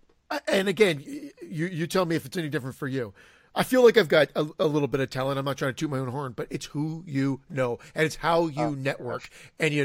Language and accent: English; Canada; I'm Canadian